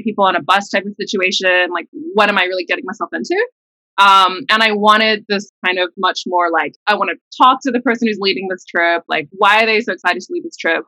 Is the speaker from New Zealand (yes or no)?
yes; New Zealand; moved away as an adult; now in United States; I'm like Singaporean heritage, but I grew up in New Zealand.